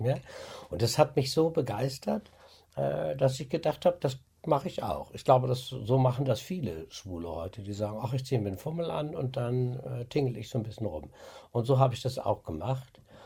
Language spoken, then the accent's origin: German; Osnabrück, Lower Saxony, Germany; da ist mein Arsch noch in Osnabrück, da wissen Sie zumindest, wo ich herkomme